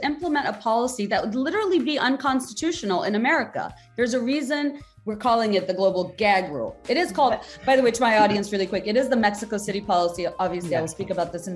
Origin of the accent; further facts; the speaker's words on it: Bangladesh; I grew up in Bangladesh